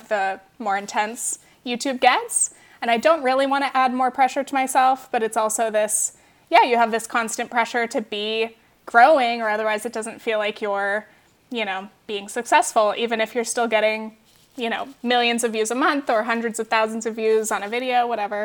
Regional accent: Orange County, California, United States; moved away; I was from Orange County

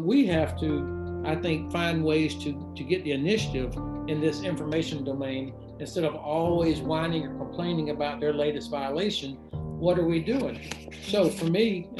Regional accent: Florida, United States; I'm from Florida

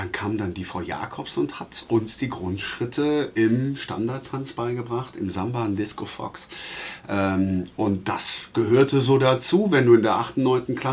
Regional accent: Traben-Trarbach, Rhineland-Palatinate, Germany; born there; In Traben-Trabach, in meiner Geburtsstadt in Rheinland-Pfalz.

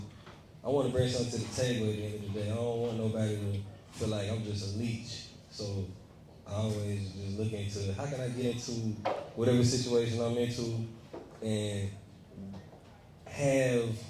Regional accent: Atlanta, Georgia, United States; I'm from Eastside

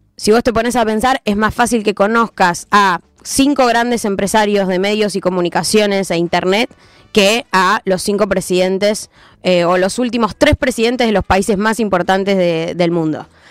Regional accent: Argentina; nosotros como argentinos estamos muy acostumbrados

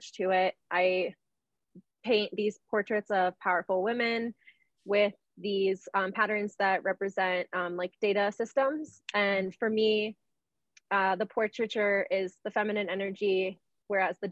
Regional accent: Washington, District of Columbia, United States; moved away as an adult; also born or lived in Venezuela; now in Denver, United States; I grew up in Washington, D.C. I moved out here like 4 years ago

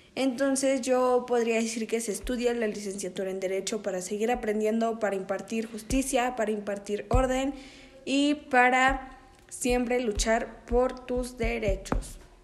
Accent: Naucalpan de Juárez, State of Mexico, Mexico; now in San Antonio de las Huertas, Mexico; Nací en Aucalpan de Juárez el día 13 de enero del año 2002.

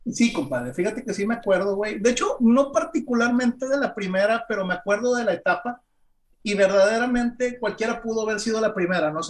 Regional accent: Mexico; somos mexicanos

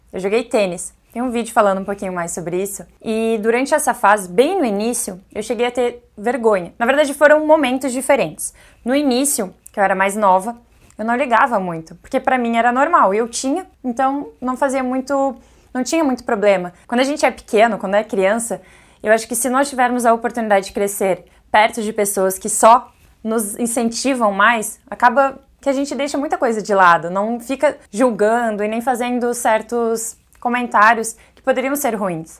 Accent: Bombinhas, Santa Catarina, Brazil; Minha infância foi em Zimbros

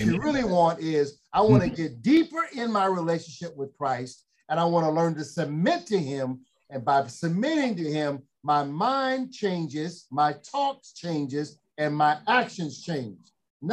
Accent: Chicago, Illinois, United States; now in Los Angeles, United States; I'm born and raised in Chicago. Proud of it.

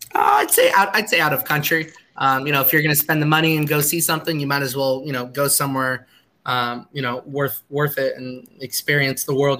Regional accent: United States; growing up in the United States

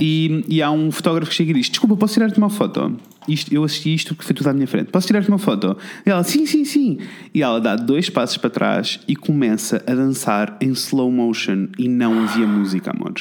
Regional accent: Coimbra, Centro, Portugal; eu sou de Coimbra

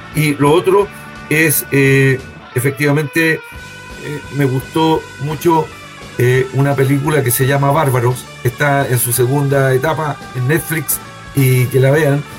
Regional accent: Chile; Yo, como buen chileno

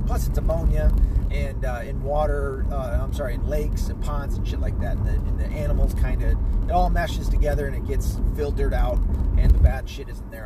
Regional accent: United States; I am Irish and I am Scottish, but I was born here in the States and this is my country

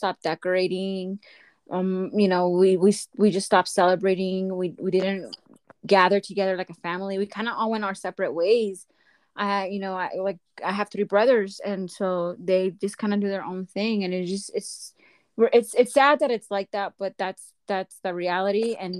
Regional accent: Inland Empire, San Bernardino County, California, United States; also born or lived in Mexico; I'm from the Inland Empire. San Bernardino County

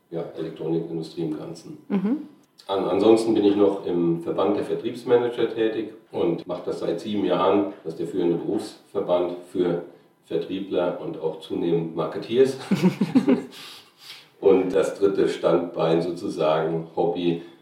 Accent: Mainz, Rhineland-Palatinate, Germany; äh, Verörtlichungen von eben Mainz, wo ich ursprünglich herkomme, Jena, Schweiz gewesen, ein paar Jahre

